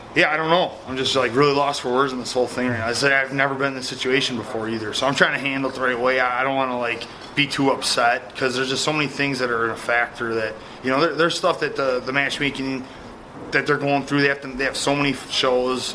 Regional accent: Midwest, United States; I'm from the Midwest

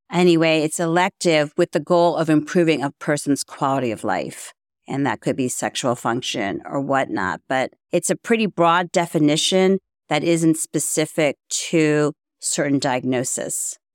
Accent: Baltimore, Maryland, United States; also born or lived in Florida; was born and raised in Baltimore, Maryland.

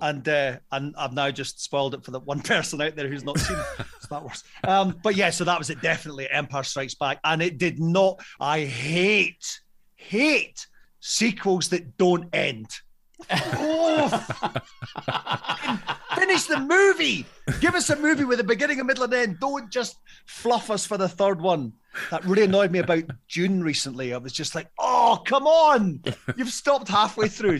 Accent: Scotland, United Kingdom; as a Scottish person that comes from a generation

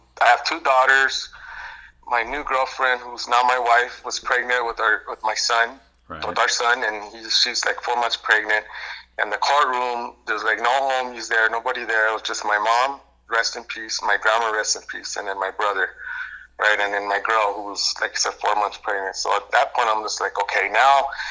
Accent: Los Angeles, California, United States; I'm born and raised in the Los Angeles area

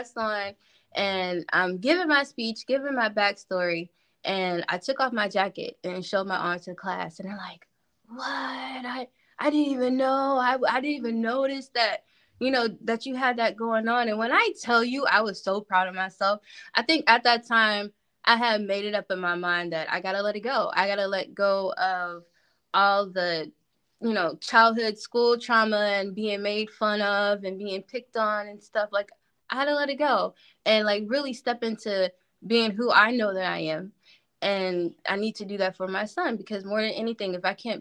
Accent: Canton, Ohio, United States; we're both from Canton.

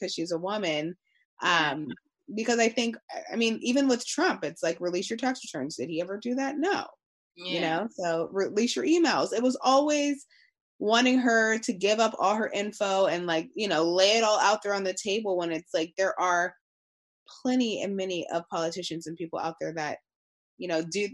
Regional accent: United States; as American people

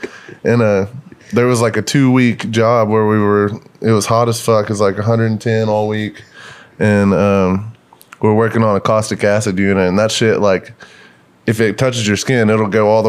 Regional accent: Sulphur Springs, Texas, United States; also born or lived in Paris, Texas / Tyler, Texas / Lubbock, Texas; I'm from Northeast Texas, but I grew up in Paris and Sulphur Springs, kind of like by Lake Forks, a big bass fishing lake, and they're all out in the middle of fucking nowhere.

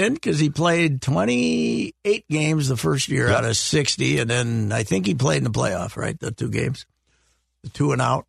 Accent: United States; I grew up in Murray County. We had the German names.

